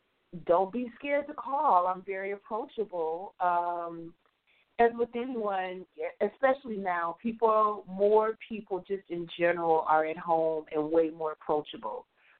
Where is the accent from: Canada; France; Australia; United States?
United States; Midwest; I'd always thought, especially growing up in the Midwest, that writing was going to be a hobby.